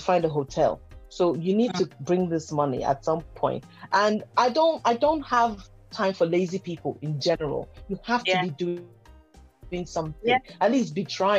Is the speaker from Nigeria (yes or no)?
yes; Nigeria; I grew up in a very rich household when I was growing up in Nigeria.